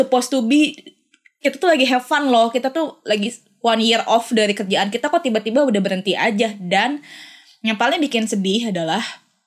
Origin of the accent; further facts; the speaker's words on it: Bandung, West Java, Indonesia; moved away as an adult; also born or lived in Jakarta; gue dari Sun dari Bandung